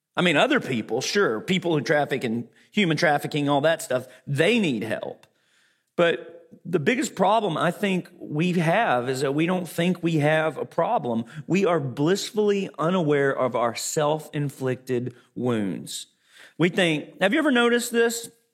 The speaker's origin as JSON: {"language": "English", "region": "Arkansas", "country": "United States", "tie": "born or raised there", "also_born_or_lived": "Fort Worth", "moved": "yes", "said": "Growing up in Arkansas"}